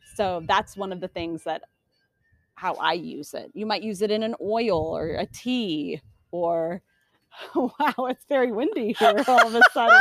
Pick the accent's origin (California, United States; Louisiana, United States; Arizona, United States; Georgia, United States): Arizona, United States; Phoenix; moved away; I grew up in Phoenix